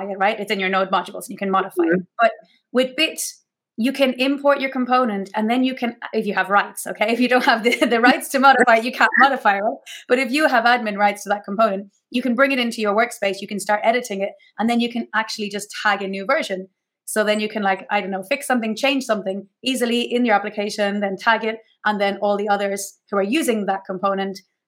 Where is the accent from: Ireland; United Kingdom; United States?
Ireland; now in Mallorca, Spain; I'm originally Irish